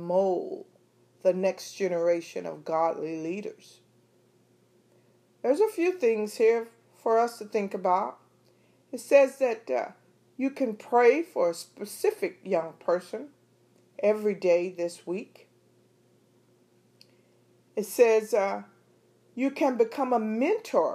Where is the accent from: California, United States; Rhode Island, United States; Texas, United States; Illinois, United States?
Texas, United States; East; I grew up in East Texas, small town